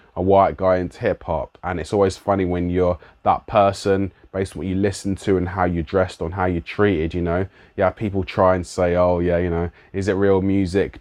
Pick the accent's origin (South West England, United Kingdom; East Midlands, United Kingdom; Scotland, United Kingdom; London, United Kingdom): London, United Kingdom; accent: London; my London accent